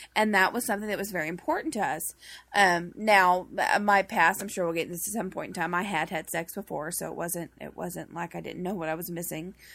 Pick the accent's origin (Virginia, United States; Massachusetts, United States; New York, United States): Massachusetts, United States; Boston; I'm from Boston